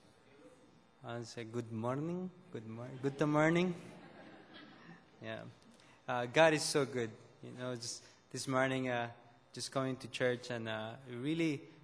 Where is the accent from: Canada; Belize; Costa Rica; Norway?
Belize; I was born in Belize. We live in the city of Belize